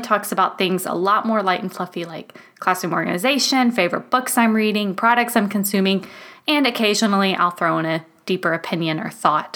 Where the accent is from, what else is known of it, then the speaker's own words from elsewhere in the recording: United States; moved away as an adult; now in Germany; I am so proud to be an American